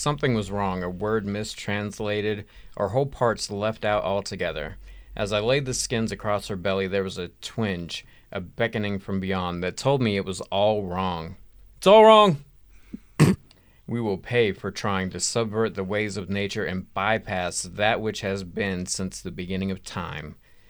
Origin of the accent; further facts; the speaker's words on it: Georgia, United States; accent: yokel; we live in Georgia and we've been conditioned to talk like yokels our whole life.